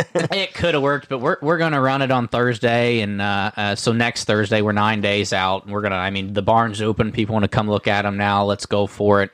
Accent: Uhrichsville, Ohio, United States; we're from Uricksville, Ohio

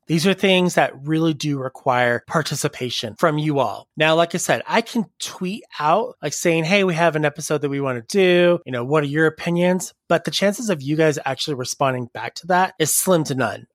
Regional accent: Salt Lake City, Utah, United States; I am essentially from Salt Lake City, Utah

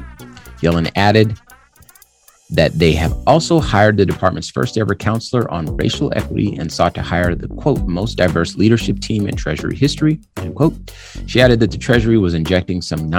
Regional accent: Compton, California, United States; moved away; also born or lived in Arizona; I was born in California, Compton, California. In the 80s, 1982 is when I was born. And so I saw a lot of heavy stuff

